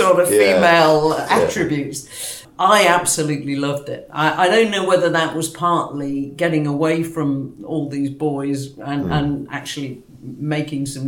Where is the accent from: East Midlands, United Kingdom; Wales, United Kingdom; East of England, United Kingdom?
East Midlands, United Kingdom; Newark; I was born in Newark in Nottinghamshire